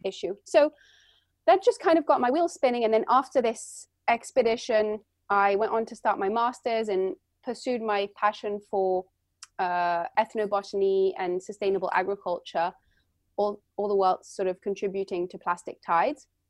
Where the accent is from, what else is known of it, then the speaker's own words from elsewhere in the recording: London, United Kingdom; now in Santa Cruz, United States; I was born and raised in London, and my mother's French and my father's American